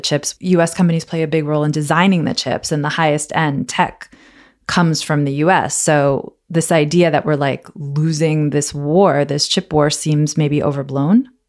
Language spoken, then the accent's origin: English; United States; as an American